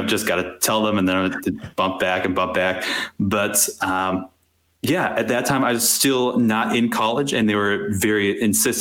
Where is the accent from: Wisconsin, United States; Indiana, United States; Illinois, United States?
Wisconsin, United States; I grew up in Wisconsin in a fairly conservative family